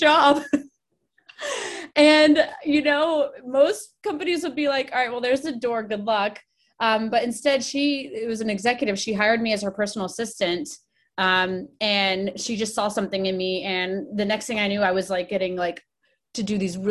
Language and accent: English; Washington, District of Columbia, United States; moved away as an adult; now in Oregon, United States; I grew up in Washington, D.C., or right up in the suburbs of the metro D.C. area